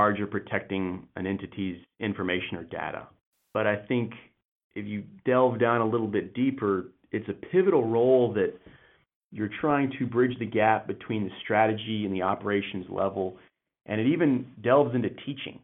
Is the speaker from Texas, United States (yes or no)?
yes; Texas, United States; I'm a Texan boy